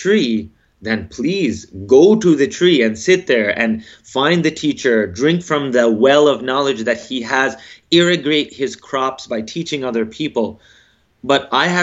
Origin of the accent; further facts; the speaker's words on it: United States; I'm African American